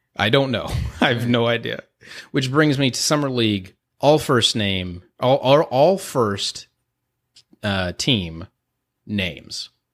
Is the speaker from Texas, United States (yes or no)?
yes; Houston, Texas, United States; I'm from Houston.